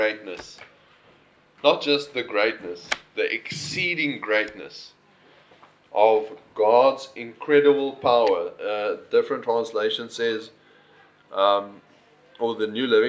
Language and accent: English; Northern Cape, South Africa; now in Sir Lowry's Pass, South Africa; I come from the Northern Cape